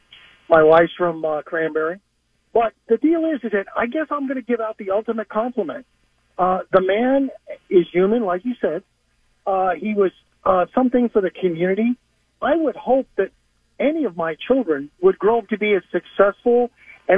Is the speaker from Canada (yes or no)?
no; Phoenix, Arizona, United States; I grew up in Phoenix